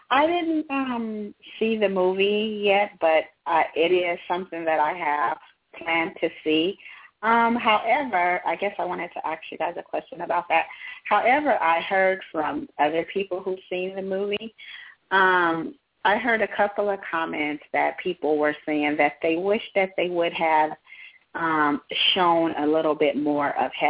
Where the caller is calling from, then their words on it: California, United States; I'm calling from California.